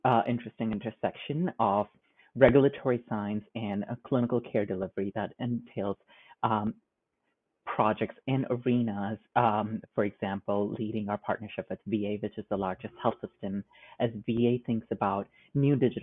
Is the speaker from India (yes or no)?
yes; India; moved away as an adult; now in United States; I grew up in India, which is a land of over 1.2 billion people.